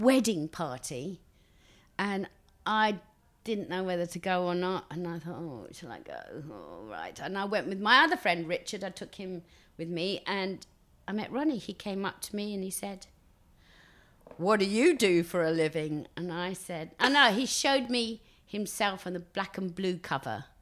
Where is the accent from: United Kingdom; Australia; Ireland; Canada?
United Kingdom; Basildon, East of England; also born or lived in Billericay / Benfleet; born in Billericay, uh, raised till nine in Basildon